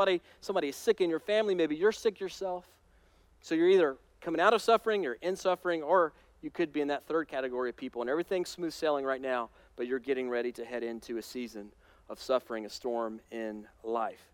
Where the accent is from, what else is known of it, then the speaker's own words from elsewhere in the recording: United States; As American Christians